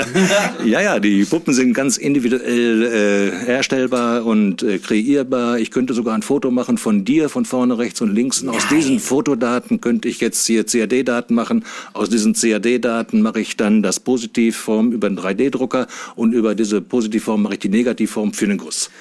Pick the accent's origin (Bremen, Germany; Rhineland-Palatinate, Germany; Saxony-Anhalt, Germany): Saxony-Anhalt, Germany; Wernigerode; Ich komme aus Wernigerode, das ist im Harz in Sachsen-Anhalt